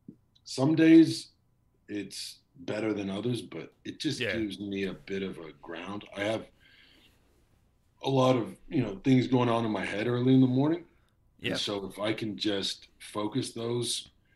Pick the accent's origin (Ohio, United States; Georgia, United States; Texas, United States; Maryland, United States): Texas, United States; now in Los Angeles, United States; I'm from Texas